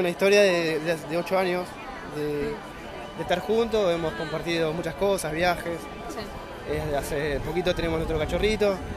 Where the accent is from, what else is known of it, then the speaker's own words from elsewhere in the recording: La Plata, Buenos Aires Province, Argentina; yo soy de La Plata